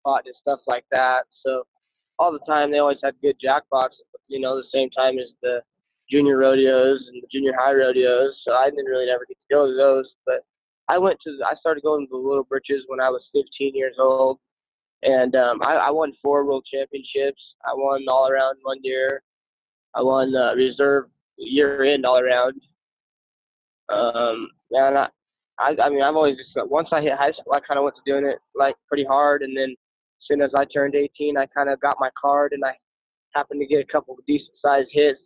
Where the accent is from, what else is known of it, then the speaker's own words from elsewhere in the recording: South Dakota, United States; also born or lived in Yuma, Arizona, United States; when my parents then went through some hard times, so I moved to South Dakota when I was about 6 years old